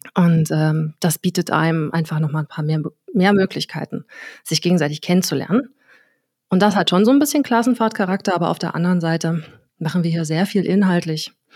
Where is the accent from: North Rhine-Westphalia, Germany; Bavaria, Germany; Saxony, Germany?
Saxony, Germany; Dresden; ich bin Dresdner Pflanze, also einfach Dresdnerin. Ich habe in Dresden TU, an der TU Dresden Soziologie studiert, bin hier auch vorher geboren